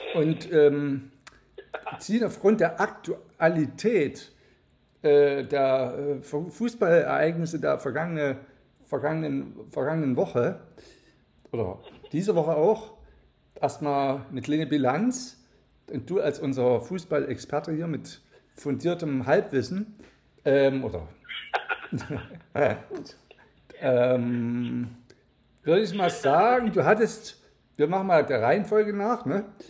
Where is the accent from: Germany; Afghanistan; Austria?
Germany; Saxony; hier in, bei uns in Sachsen